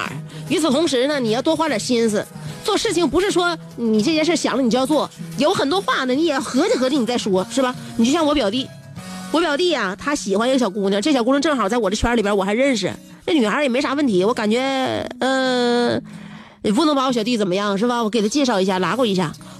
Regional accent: Liaoning, China; 在我老家过的。我老家，嗯，你知道你知道在哪吗？不知道啊，没出没出辽宁省。每一次啊，我老家的边上再往偏走呢，就是农村，然后旁边有一条小河。

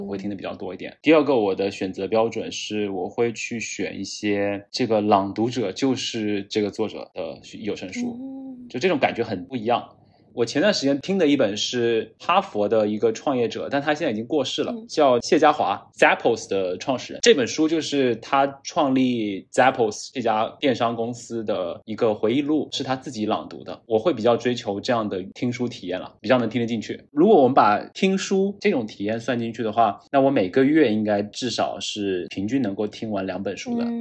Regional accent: Fujian, China; moved away; 我也是在福建省的一个偏山区，五线城市吧，算是出生和长大的

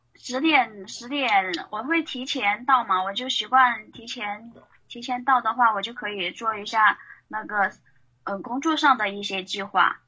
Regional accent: Chongqing, China; 我是来自那个重庆美丽山城的，呃，平面设计师

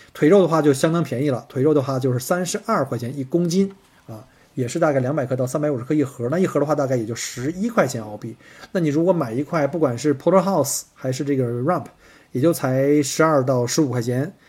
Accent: China; now in Australia; 在中国，我们中国人吃的这个，比如像涮羊肉，我们叫 mutton

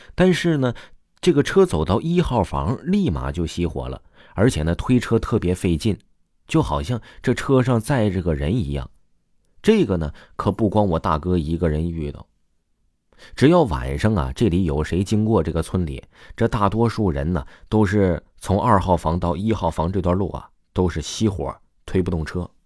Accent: Jiangnan, China; 我们江南这边呢，有一种叫做关梦

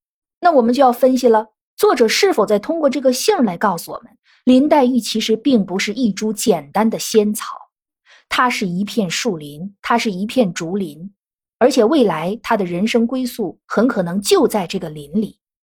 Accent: northern China, China; 我本身是北方人

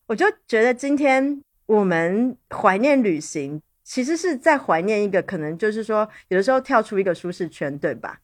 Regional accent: Taipei, Taiwan; born or raised there; moved away

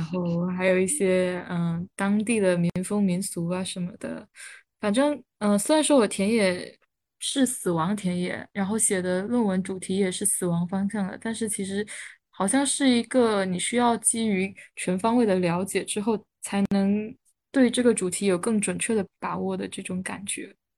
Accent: Southern Fujian, China; moved away; also born or lived in Beijing; 我老家是在闽南地区嘛，然后我可以，嗯，借助着我奶奶长期住在那个村里的社会网络进行一些交流

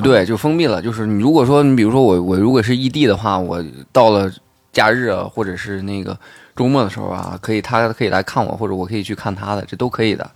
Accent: China; moved away; 我老家不是沙庄的嘛

